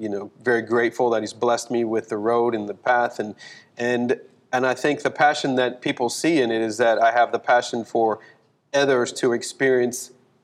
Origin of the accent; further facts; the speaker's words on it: California, United States; born there; also born or lived in Fort Walton Beach, Florida / Destin, Florida; my dad was I was a military brat. We traveled a lot, but I was born in California. Then we moved to Fort Walton, Destin area, and dancing was not on the radar.